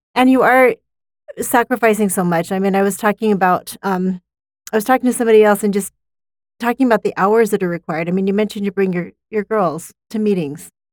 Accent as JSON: {"language": "English", "town": "Provo", "region": "Utah", "country": "United States", "tie": "born or raised there", "said": "I grew up in West Provo"}